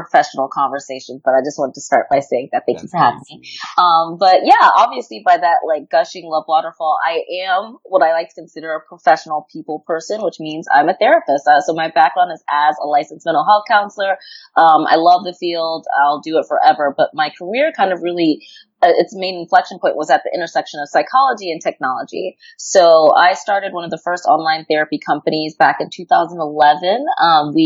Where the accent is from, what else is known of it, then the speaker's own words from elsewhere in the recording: New York, United States; I'm from New York